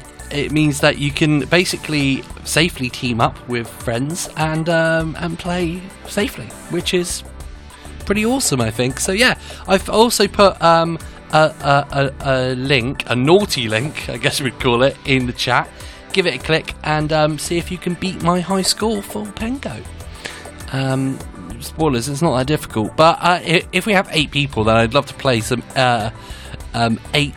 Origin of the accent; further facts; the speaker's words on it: England, United Kingdom; That's just my Englishness coming out